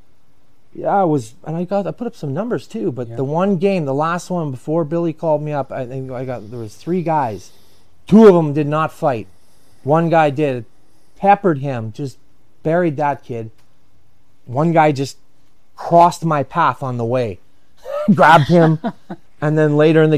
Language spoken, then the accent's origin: English; Edmonton, Alberta, Canada; I grew up in Edmonton.